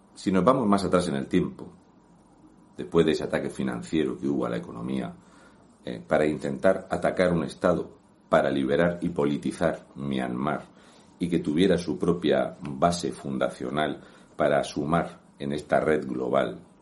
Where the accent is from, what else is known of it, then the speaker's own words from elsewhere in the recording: Region of Murcia, Spain; un murciano encabronado